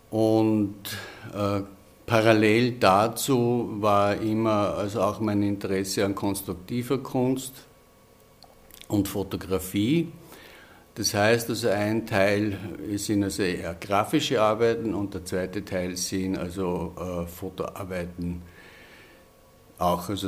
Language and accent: German; Upper Austria, Austria; Ich stamme aus dem Innviertel und habe also eigentlich von Kindheit an Dialekt gesprochen